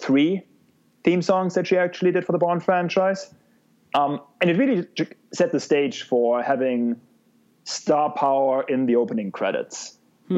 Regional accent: Germany; moved away; my home country

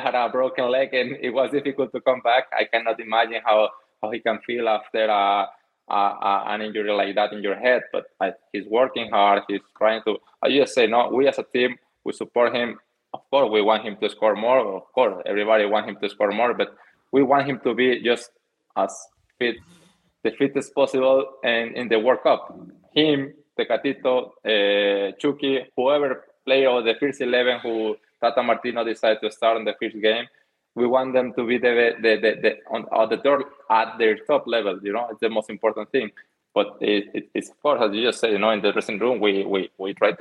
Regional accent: Mexico; English is a second language; moved away as an adult; also born or lived in Netherlands; I moved from Mexico to Holland. I didn't understand any of English, any of Dutch, anything

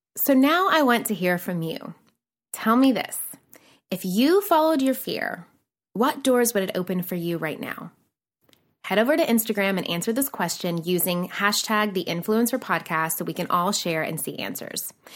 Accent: Nashville, Tennessee, United States; moved away as an adult; also born or lived in New York City; I'm a girl from Nashville, Tennessee

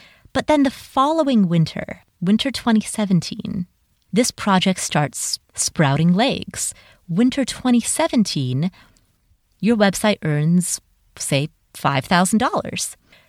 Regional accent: Minnesota, United States; I'm from Minnesota, where the summers are short and sweet and the winters are very long.

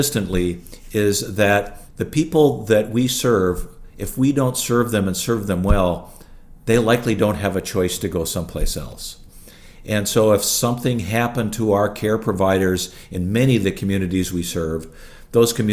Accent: International Falls, Minnesota, United States; also born or lived in Illinois / Bethesda, Maryland; I grew up in International Falls, Minnesota

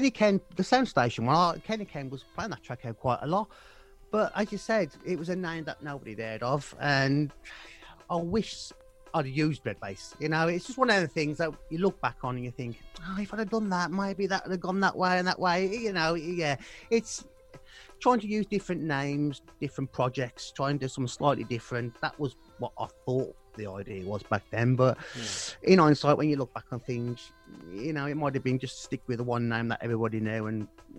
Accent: West Midlands, United Kingdom; accent: Black Country; My black country accent.

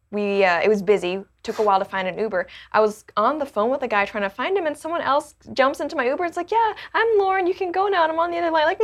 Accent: Hong Kong; also born or lived in Canada; Well, it's interesting because I, I was born in Canada, but I didn't grow up in Canada. I grew up in Hong Kong

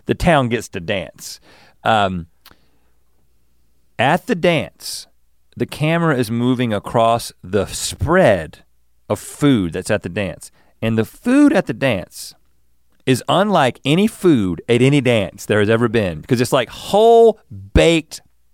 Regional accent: United States; I'm an American, yes.

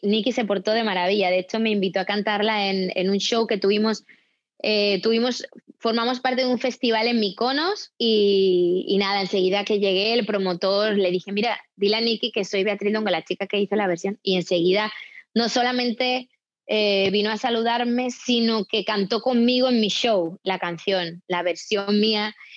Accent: Spain; now in United States; yo como española

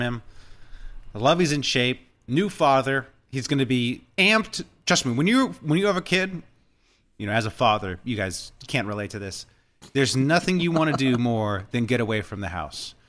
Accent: California, United States; I'm born and raised in Cali

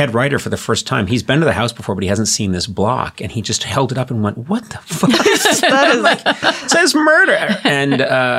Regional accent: Boston, Massachusetts, United States; I was not really that aware growing up in the late 60s and 70s.

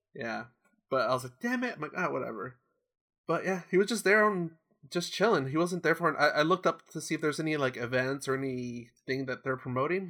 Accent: Orange County, California, United States; I grew up in here, I grew up in Orange County

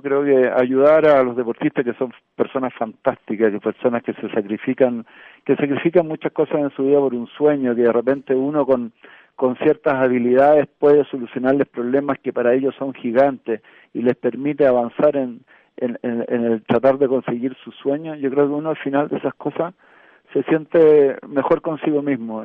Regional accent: Chile

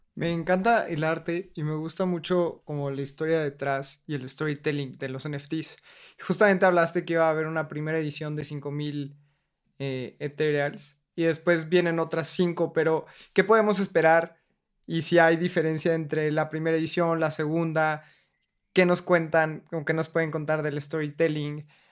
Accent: Mexico; mi país

